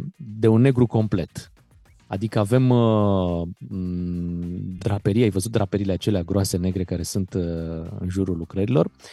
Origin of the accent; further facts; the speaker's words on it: Romania; suntem români